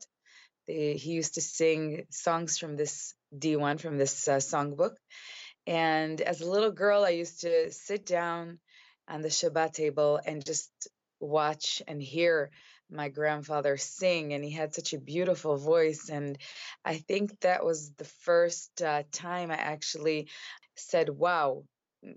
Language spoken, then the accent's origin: English; Chicago, Illinois, United States; born or raised there; moved away as an adult; now in Israel